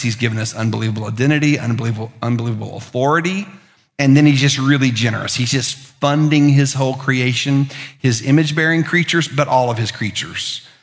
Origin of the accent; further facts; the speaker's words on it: Lookout Mountain, Tennessee, United States; moved away; I'm a teenager from Lookout Mountain, which is like being a teenager from Mountain Brook